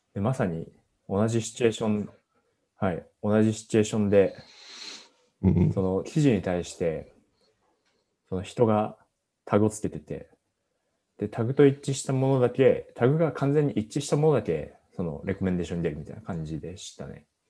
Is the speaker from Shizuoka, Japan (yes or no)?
no; Fukushima, Japan; now in Tokyo, Japan; 自分地元福島なんですけど、福島は結構雪が降るんですよ